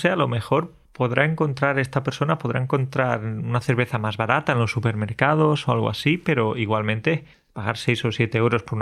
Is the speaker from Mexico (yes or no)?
no; Spain; quizás como españoles